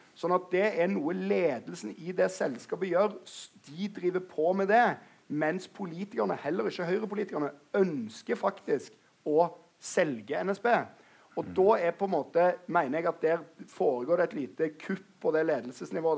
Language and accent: Norwegian; Stavanger, Rogaland, Norway; I Stavanger, der jeg kommer fra